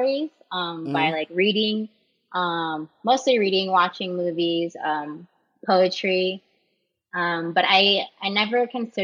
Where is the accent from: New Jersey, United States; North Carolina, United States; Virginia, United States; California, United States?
California, United States; San Diego; moved away as an adult; I'm born and raised in San Diego. And up until 2 years ago, that's where I just always was.